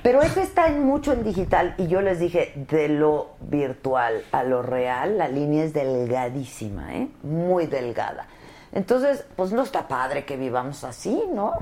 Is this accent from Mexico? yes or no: yes; Mexico